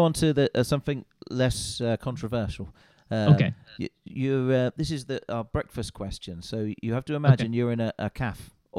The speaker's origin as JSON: {"language": "English", "region": "England", "country": "United Kingdom", "said": "I'm from England"}